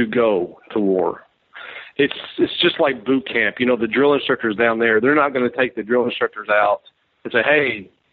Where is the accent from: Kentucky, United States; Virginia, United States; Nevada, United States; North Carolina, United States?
Kentucky, United States; moved away as an adult; also born or lived in Hawaii; I'm coming from Kentucky. I traveled a little bit through the Midwest and stuff like that growing up